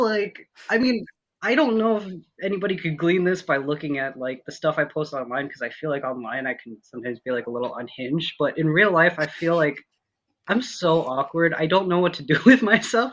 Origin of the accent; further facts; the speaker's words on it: Minnesota, United States; moved away as an adult; born and raised in Minnesota, lived there, you know, up until like I finished college